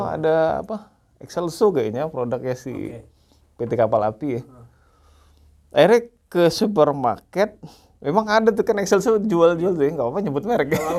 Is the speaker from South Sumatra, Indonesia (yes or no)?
yes; Palembang, South Sumatra, Indonesia; also born or lived in Cianjur; Asli bukan, asli orang Cianjur sih sebenarnya. Oh, Tapi okay. besar lahir dan besar di Palembang